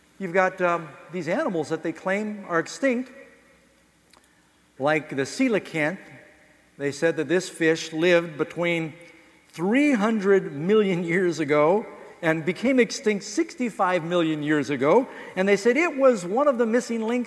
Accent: New York City, New York, United States; moved away; also born or lived in Los Angeles / Boston / Miami; I grew up in New York City.

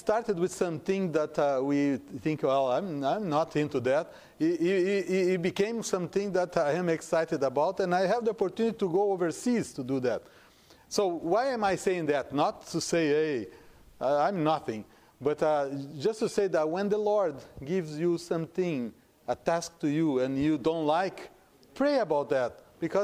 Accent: Brazil; first language Portuguese; English is a second language; moved away as an adult; also born or lived in Hong Kong; now in United States; I am from Brazil. And I am in the United States for about 20 years, except for some years that I spent in Hong Kong.

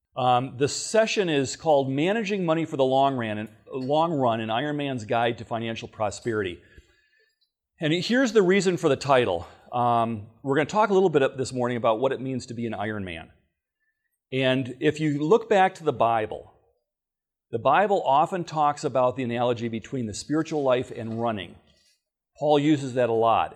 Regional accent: Battle Creek, Michigan, United States; I'm actually a native of Michigan. I was born in Battle Creek.

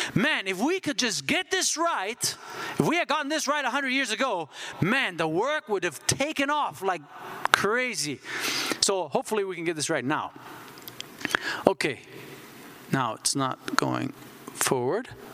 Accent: Switzerland; moved away; I grew up in Switzerland

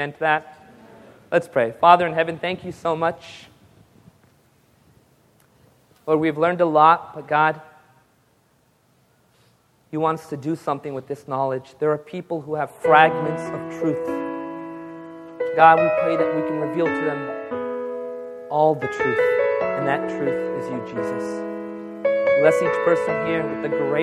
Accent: United States; I was born in the United States

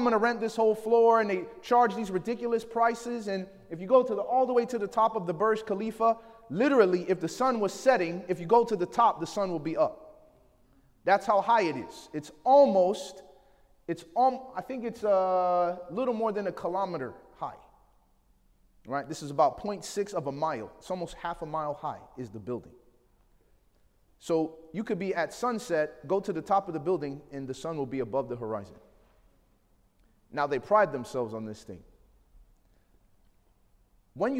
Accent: Chicago, Illinois, United States; I grew up in Chicago

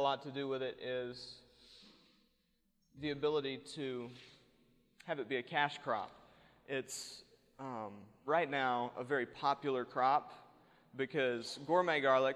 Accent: East Coast, United States; now in New Mexico, United States; I was born and raised in back east.

